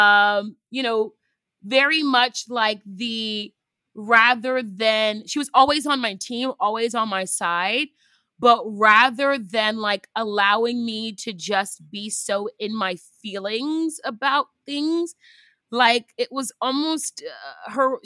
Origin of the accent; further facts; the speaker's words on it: United States; I am first generation American, descendant of two Nigerians